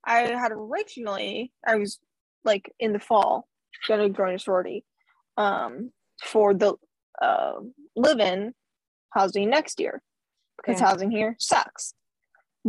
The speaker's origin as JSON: {"language": "English", "region": "Washington", "country": "United States", "said": "I'm from Washington"}